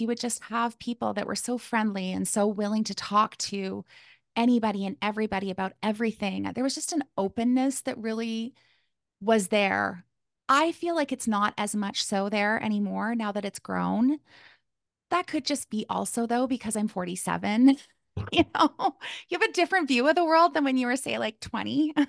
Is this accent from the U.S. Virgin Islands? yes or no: no; Calgary, Alberta, Canada; moved away as an adult; now in Kamloops, Canada; I was born in Calgary, Alberta, which is in Canada.